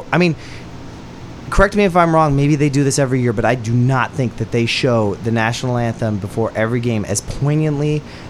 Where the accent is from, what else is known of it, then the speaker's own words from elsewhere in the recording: Montana, United States; as an American who grew up in Montana near a reservation